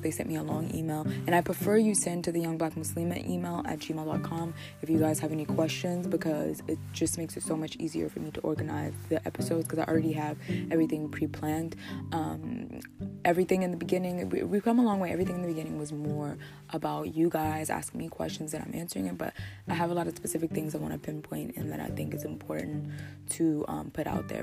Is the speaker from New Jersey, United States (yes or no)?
yes; New Jersey, United States; I'm from New Jersey